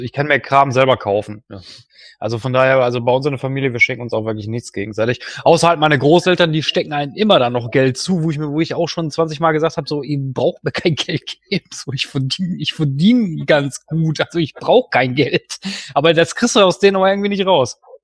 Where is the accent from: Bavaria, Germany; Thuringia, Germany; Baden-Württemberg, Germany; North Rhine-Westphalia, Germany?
North Rhine-Westphalia, Germany; Duisburg; moved away as an adult; now in Herten, Germany; also ich komme ja eigentlich aus Duisburg, ich bin aber arbeitsbedingt nach Herten umgezogen